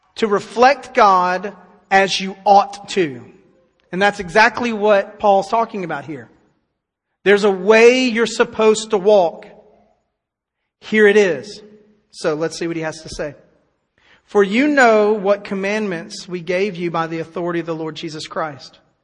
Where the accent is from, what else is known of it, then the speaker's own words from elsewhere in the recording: United States; I'm glad to live in America